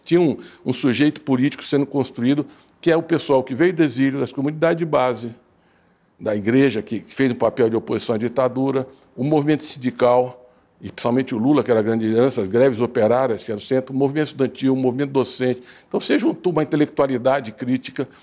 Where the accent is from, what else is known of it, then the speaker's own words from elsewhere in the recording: Santos, São Paulo, Brazil; eu nasci em Santos.